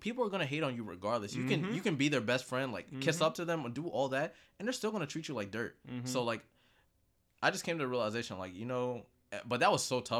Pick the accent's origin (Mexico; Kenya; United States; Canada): Kenya; I think the biggest one was, of course, just being Kenyan.